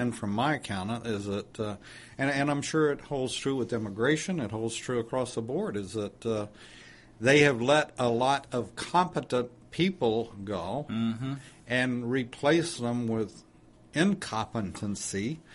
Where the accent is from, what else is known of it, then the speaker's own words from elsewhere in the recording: Texas, United States; now in Georgia, United States; I love my home state, as you well know, and I probably should move back because I do miss it, which is Texas